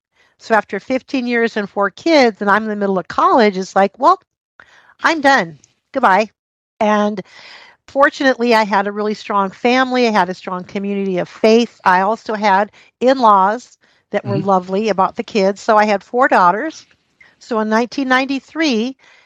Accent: Montana, United States; also born or lived in California; My family had moved us back up to Montana, where it's my home state. Finished high school up there

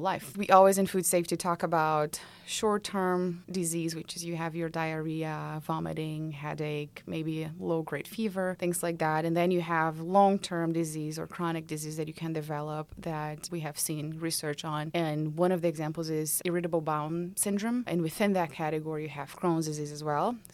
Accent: Brazil; now in Georgia, United States; I'm originally from Brazil

